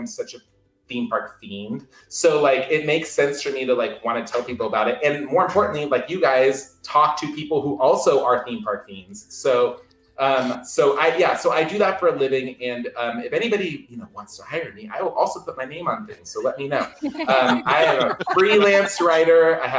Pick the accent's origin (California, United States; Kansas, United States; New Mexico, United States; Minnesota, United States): California, United States; Southern; I grew up in Southern California, and in Southern California it's a lot like people who live around in Central Florida.